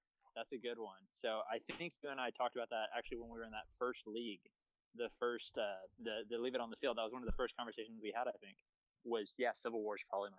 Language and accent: English; Abilene, Texas, United States; I'm from West Texas, man. I'm from a random town called Abilene, Texas. I grew up a fucking Cowboys fan.